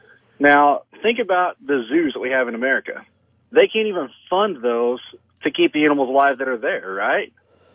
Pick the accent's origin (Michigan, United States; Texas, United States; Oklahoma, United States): Oklahoma, United States; I'm from Oklahoma. I've been on these hunts.